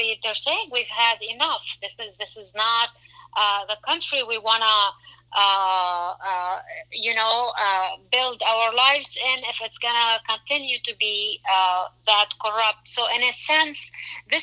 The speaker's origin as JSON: {"language": "English", "country": "Lebanon", "tie": "born or raised there", "moved": "yes", "said": "I grew up in Lebanon during the war."}